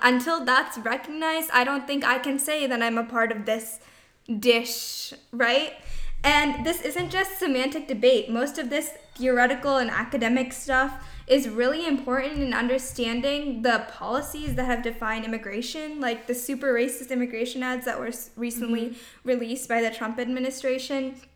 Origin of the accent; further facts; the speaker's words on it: Chandler, Arizona, United States; I'm from Chandler, Arizona